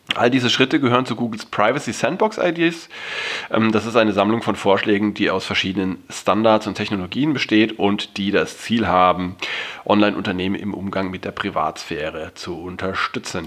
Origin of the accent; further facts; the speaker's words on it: Germany; bei uns in Deutschland